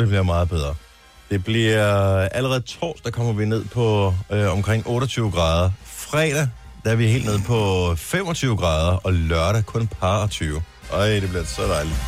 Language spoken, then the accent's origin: Danish; Funen, Southern Denmark, Denmark; som Fynbo